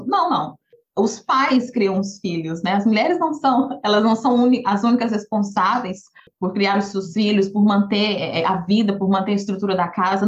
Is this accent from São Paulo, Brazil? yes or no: no; Goiânia, Goiás, Brazil; moved away; Eu cresci em Goiânia, eu sou filha única